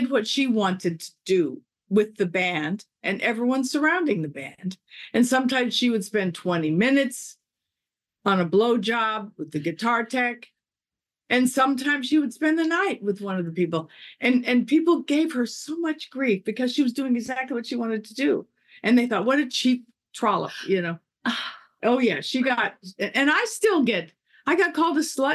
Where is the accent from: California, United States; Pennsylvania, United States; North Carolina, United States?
California, United States; Los Angeles; I grew up in Reseda